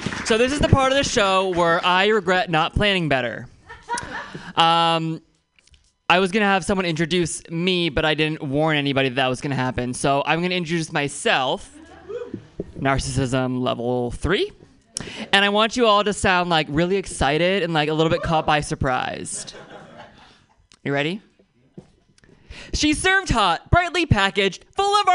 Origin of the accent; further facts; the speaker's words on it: Oakland, California, United States; I'm from Oakland, which means I dodged 3 bullets